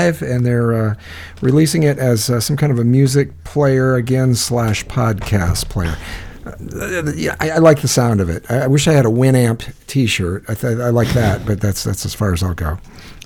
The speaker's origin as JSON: {"language": "English", "region": "Iowa", "country": "United States", "said": "I'm from Iowa"}